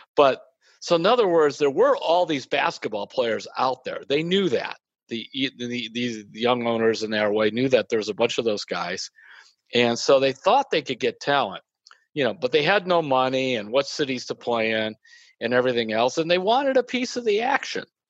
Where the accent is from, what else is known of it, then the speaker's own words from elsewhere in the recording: Midwest, United States; I'm from the Midwest